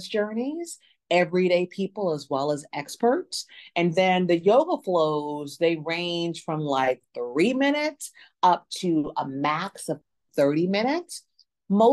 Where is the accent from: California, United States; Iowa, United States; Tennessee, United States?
Tennessee, United States; Memphis; moved away as an adult; now in New Orleans, United States; I'm originally from Memphis, Tennessee, and I live in New Orleans now, recently moved here about 3 years ago